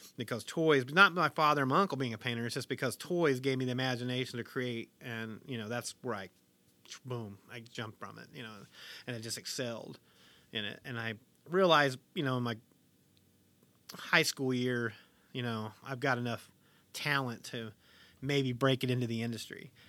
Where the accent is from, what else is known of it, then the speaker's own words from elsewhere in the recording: Harlan, Kentucky, United States; I was born in Harlan, Kentucky, nineteen seventy-four